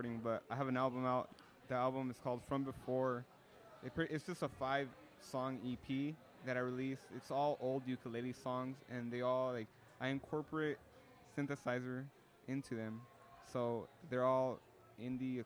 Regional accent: Salinas, California, United States; also born or lived in San Francisco, California; I'm just a local musician from Salinas, California

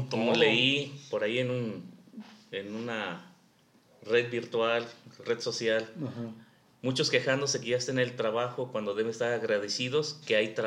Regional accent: Mexico; los mexicanos tenemos aquí un dicho que dice, vivimos del mito y del mitote.

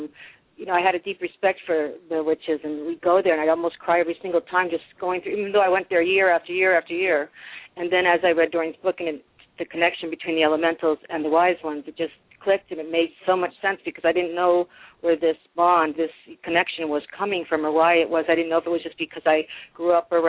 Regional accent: Massachusetts, United States; Growing up in Massachusetts, I was just about an hour from Salem

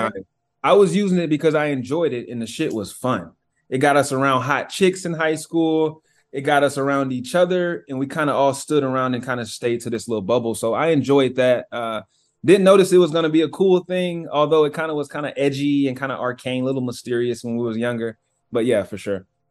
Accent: Cartersville, Georgia, United States; moved away as an adult; now in Seattle, United States; I'm from Georgia, from this small town in Georgia called Cartersville. Um, I live in Seattle now

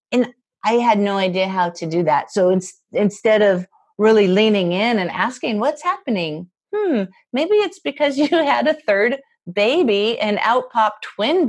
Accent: Spokane, Washington, United States; moved away as an adult; my hometown in Spokane

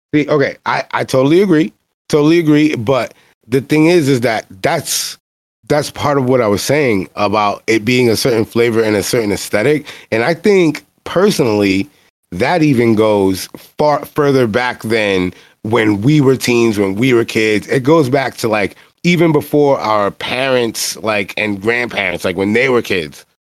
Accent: New York City, New York, United States; I'm black and I'm from the Bronx

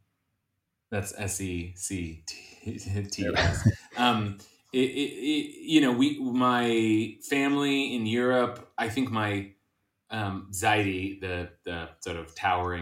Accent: California, United States; also born or lived in Monsey, New York; we did go to a Reform kind of Sunday school growing up in California

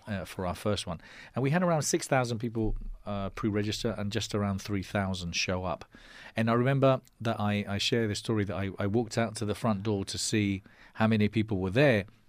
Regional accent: Spain; accent: English; first language Spanish; English is a second language; also born or lived in London, United Kingdom; I was born in London. And, um, and we moved back to Spain when I was nine. So I, I'm bilingual. I consider my mother tongue Spanish, but I was lucky enough to keep, um, my English accent. And, um, brought up in Spain all my life

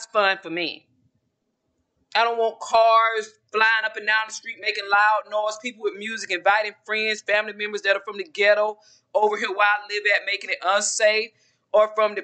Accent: Georgia, United States; moved away as an adult; now in Texas, United States; I'm from Georgia, a small town in Georgia.

